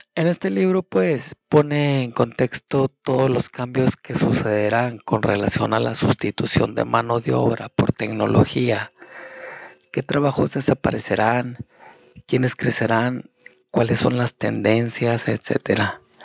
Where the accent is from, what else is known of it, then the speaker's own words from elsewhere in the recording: Mexico; now in United States; mi país, como en México